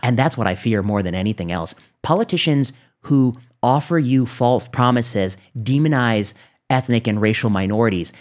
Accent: Northwest Indiana, United States; I grew up in Northwest Indiana

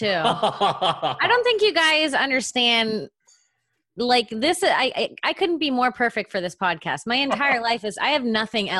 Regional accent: Melbourne, Florida, United States; also born or lived in Palm Bay, Florida; I grew up in Melbourne, Florida, Palm Bay, Florida. It's a little bit south of Orlando.

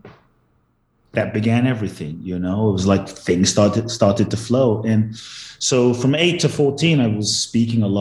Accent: London, United Kingdom; also born or lived in Ghana / Los Angeles, United States; now in Miami, United States; I was born in Ghana, West Africa. My father's from Ghana. My mother's Japanese. I grew up in London, moved to the US, lived in LA, now in Miami and Mexico and all over the place

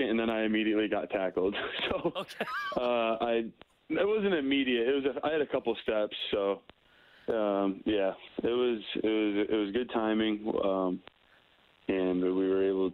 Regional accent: Novi, Michigan, United States; moved away; I'm from Novi. It's just outside of Detroit, Michigan. And that's where I grew up

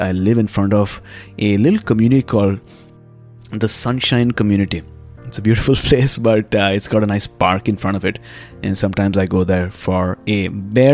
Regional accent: Mumbai, Maharashtra, India; also born or lived in Pune; I came back to Mumbai, which is my hometown

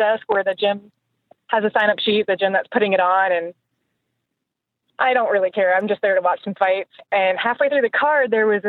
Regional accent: Tacoma, Washington, United States; moved away as an adult; also born or lived in Hawaii; now in Colorado, United States; I lived in Washington from age 7 till 35, and then I moved here to Colorado.

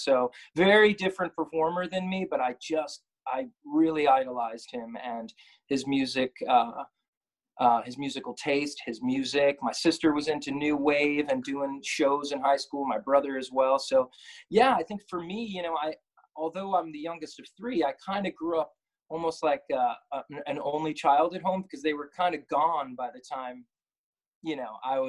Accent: Brooklyn, New York, United States; We're proud Greeks from Brooklyn, New York.

